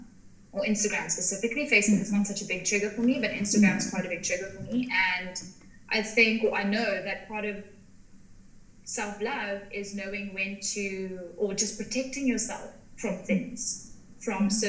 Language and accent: English; Cape Town, Western Cape, South Africa; also born or lived in Paarl; now in Somerset West, South Africa; I grew up in Cape Town. I moved to like three different areas in South Africa.